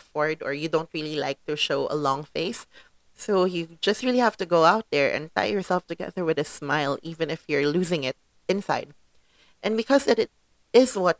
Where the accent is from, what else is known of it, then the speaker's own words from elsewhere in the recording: Philippines; I am a Filipino in the Philippines